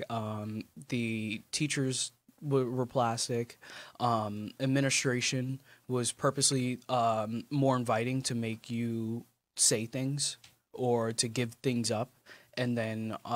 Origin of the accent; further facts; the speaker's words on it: Chesapeake, Virginia, United States; born there; also born or lived in Mississippi / California; So um, I was born in Virginia, Chesapeake. Uh, I didn't do any, or if I did, I don't remember, but I did possibly like a little bit of elementary here. Um, and then I went to Mississippi for a little bit.